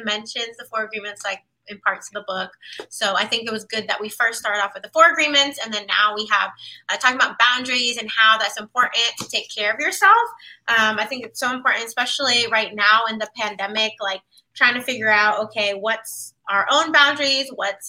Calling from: Washington, District of Columbia, United States; Yes, I am tuning in from Washington, D.C.

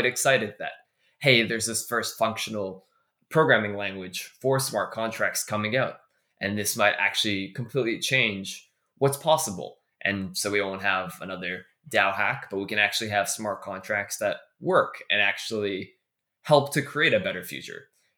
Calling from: Toronto, Ontario, Canada; I actually just came back from New York last week, where I was at the D-Lab offices, and I am dialing in from Toronto, Canada right now.

